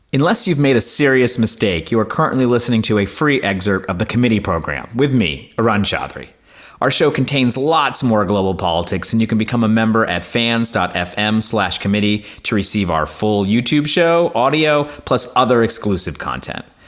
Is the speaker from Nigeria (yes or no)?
no; United States; I'm an American